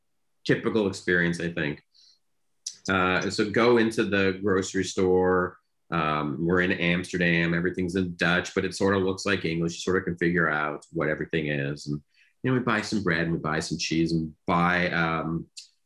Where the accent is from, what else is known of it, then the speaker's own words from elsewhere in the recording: Canada; growing up in Canada in that era that I did